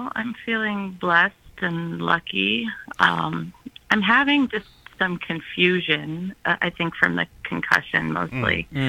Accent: Sylvania, Ohio, United States; We're from Sylvania.

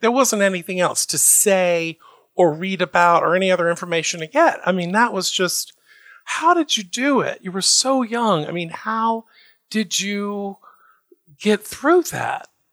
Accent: the South, United States; maybe it's our Southern heritage, right? We both grew up in the South.

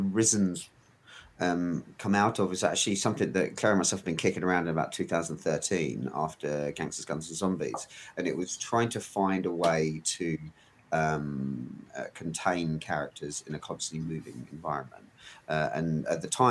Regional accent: United Kingdom; I'm British.

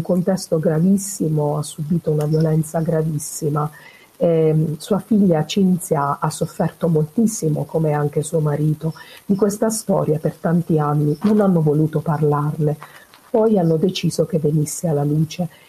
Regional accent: Foggia area, Apulia, Italy; Luisa Fantasia è una donna della mia terra, lei è nata a a San Severo, vicino Foggia

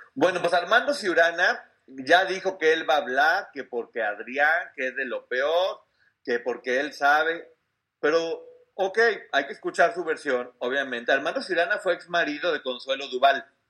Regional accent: Mexico; como mexicano me sentí muy orgulloso

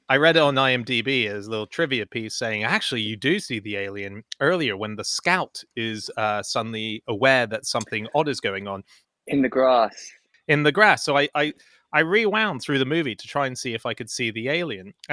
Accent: Hong Kong; also born or lived in Australia; now in United Kingdom; Yeah, I mean, I grew up in Hong Kong and Australia, where Halloween is a bigger deal.

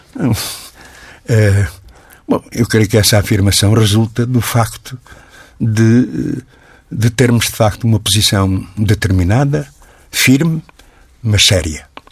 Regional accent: Portugal; como português

